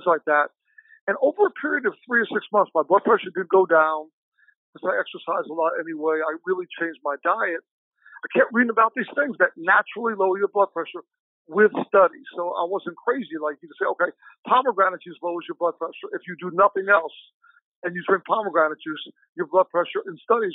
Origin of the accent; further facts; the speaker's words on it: New York, United States; now in Chicago, United States; I'm originally from New York, I live in Chicago